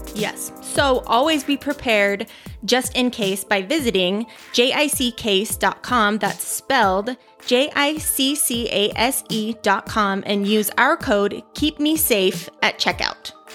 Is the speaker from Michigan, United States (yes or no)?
no; Utah, United States; I'm from Utah